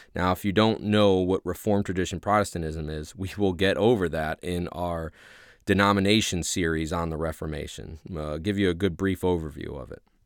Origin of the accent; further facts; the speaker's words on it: Ohio, United States; accent: Midwest; now in Louisiana, United States; ever since I moved down to Louisiana, I'm originally from Ohio.